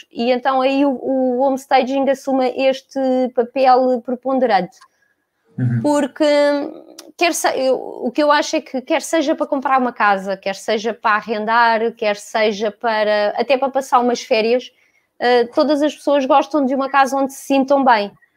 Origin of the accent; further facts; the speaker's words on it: Lisbon, Portugal; vivi e cresci sempre em Lisboa